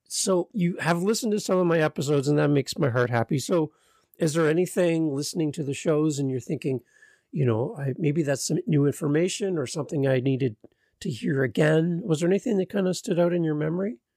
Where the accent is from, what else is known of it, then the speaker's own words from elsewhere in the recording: Canada; as a Canadian